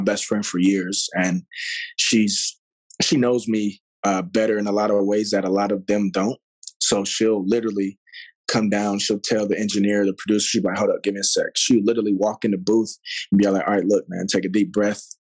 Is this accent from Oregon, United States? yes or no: no; Pasadena, California, United States; also born or lived in Los Angeles / Puerto Rico; came back out here to LA. Actually, out of this, out of a city named Pasadena. Went to mm-hmm. school there, graduated from um, Blair High Schoo